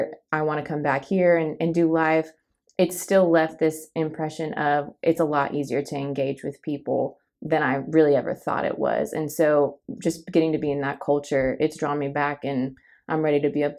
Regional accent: Boston, Massachusetts, United States; born there; I was born in Boston, and I had actually been back a few times prior to spending a summer up there with the Jensen team.

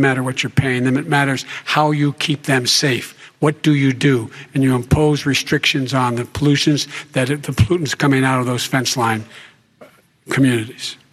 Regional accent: Claymont, Delaware, United States; born or raised there

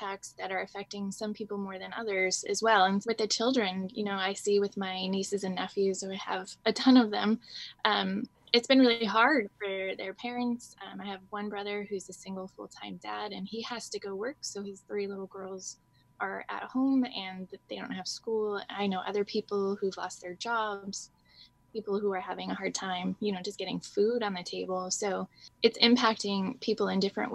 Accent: Washington, United States; born or raised there

